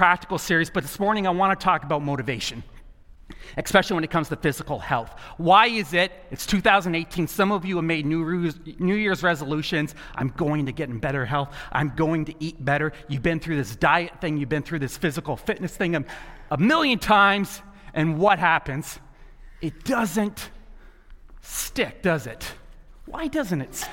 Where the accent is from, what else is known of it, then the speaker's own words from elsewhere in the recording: the South, United States; moved away; I grew up in the South, and something that was just laid into me at a very young age. I grew up in the tobacco capital of the world